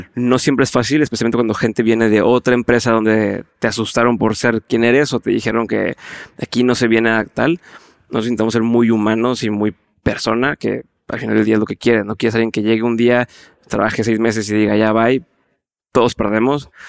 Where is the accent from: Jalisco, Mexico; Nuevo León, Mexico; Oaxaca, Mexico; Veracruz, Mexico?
Nuevo León, Mexico; Monterrey; mi forma de hablar es muy directa. Mm. Así somos muchos en el norte, en, Monterrey, y eso no es tan bien recibido en otras partes del país